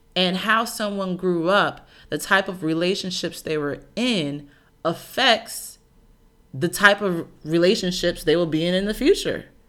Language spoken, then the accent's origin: English; Chicago, Illinois, United States; I'm also from Chicago